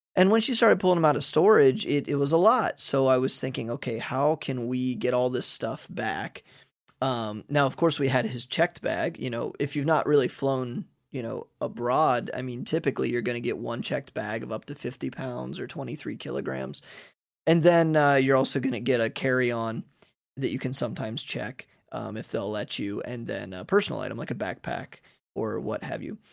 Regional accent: Ohio, United States; moved away as an adult; now in Hungary; I'm from Ohio

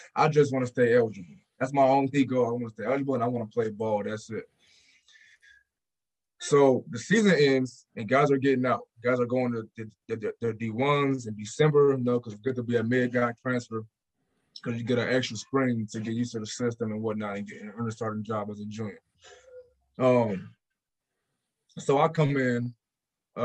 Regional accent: Portland, Oregon, United States; I came from just Portland, Oregon

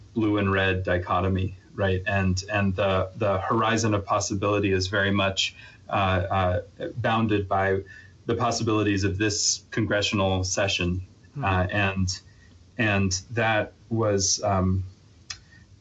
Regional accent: Arlington, Virginia, United States; moved away as an adult; also born or lived in New York; now in Colorado, United States; I grew up in the East Coast, in Virginia, and within the Beltway in Arlington, Virginia

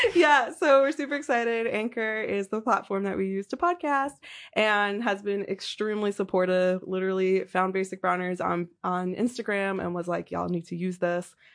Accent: New York City, New York, United States; born or raised there

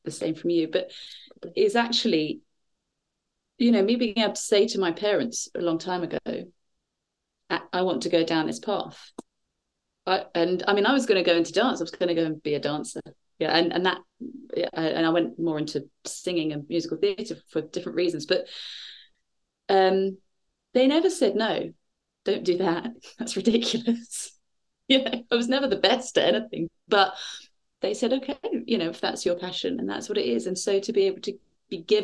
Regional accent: Bournemouth, South West England, United Kingdom; also born or lived in London; now in Shaftesbury, United Kingdom; I grew up in Bournemouth and then I was in London for a bit

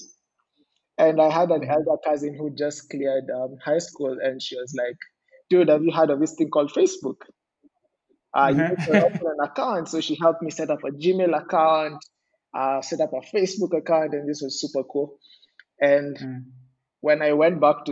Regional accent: Ngong, Kajiado County, Kenya; also born or lived in Nairobi / Athi River; So I was born in Nairobi. I spent majority of my childhood up until I was 18. I lived in Ngong

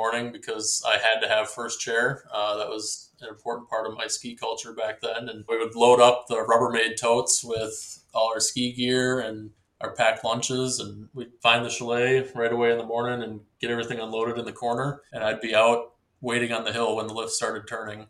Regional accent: Tomahawk, Wisconsin, United States; I grew up in Tomahawk, Wisconsin, which sits about 90 minutes due south of the resort

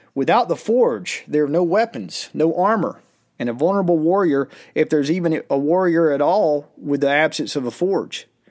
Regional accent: United States; as an American

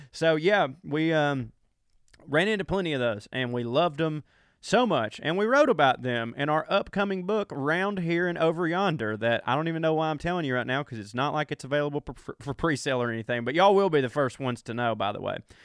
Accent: Georgia, United States; I still live in my hometown in Georgia in a rural part of it

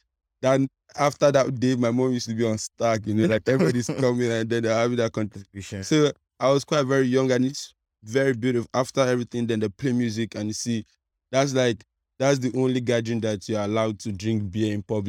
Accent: Agungi, Lagos, Nigeria; I grew up at Agungi here.

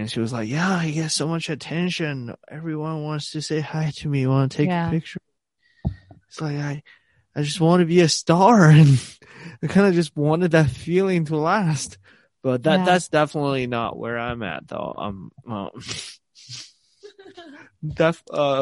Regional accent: Nanchang, Jiangxi, China; English is a second language; moved away as an adult; now in Montana, United States; my hometown in Nanchang

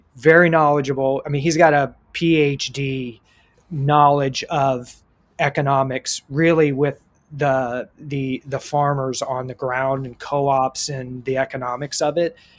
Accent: Columbus, Ohio, United States; now in San Diego, United States; I grew up in Columbus, Ohio

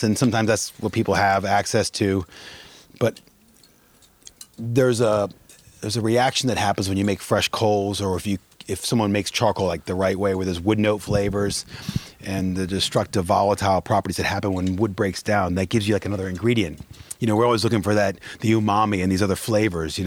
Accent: Maryland, United States; moved away; also born or lived in London / Vail, Colorado; I was born and raised in Maryland, summers in Iowa with my dad's father and his mom.

